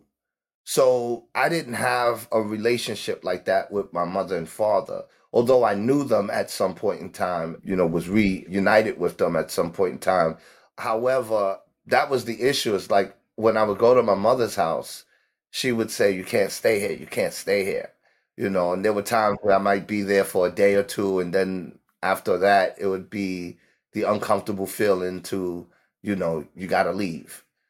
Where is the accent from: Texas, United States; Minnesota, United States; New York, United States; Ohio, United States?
New York, United States; New York City; also born or lived in Harlem; I grew up in Harlem and the Bronx. I was born mostly and raised in the Bronx during the 70s when New York was flooded with gangs.